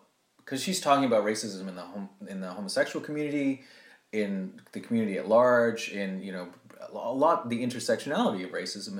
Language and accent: English; Jamaica; That just because I'm Jamaican doesn't mean that I fled my country because I'm gay, right? You're telling me that my people are savages, right?